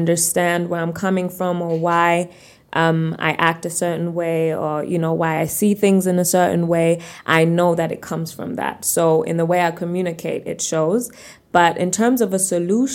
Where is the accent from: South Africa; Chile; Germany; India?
Germany; moved away as an adult; now in Uganda; being born and raised in Germany